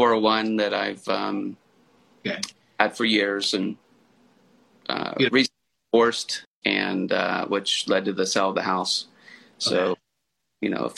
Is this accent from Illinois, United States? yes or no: no; San Diego, California, United States; now in Maryland, United States; Originally from California, but I am in Maryland at the moment.